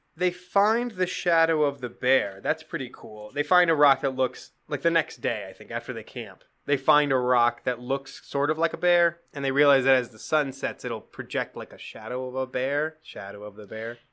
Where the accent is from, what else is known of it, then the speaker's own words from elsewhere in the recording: Black Hills, South Dakota, United States; I grew up in the Black Hills.